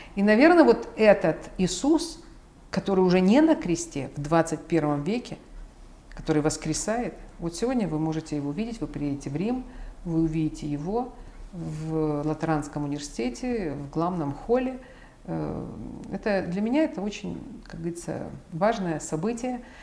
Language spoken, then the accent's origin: Russian; Ukraine; я родилась в Украине. То есть я украинка